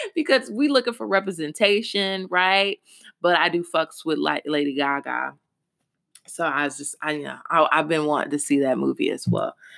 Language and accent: English; Louisville, Kentucky, United States; Louisville, Kentucky is my hometown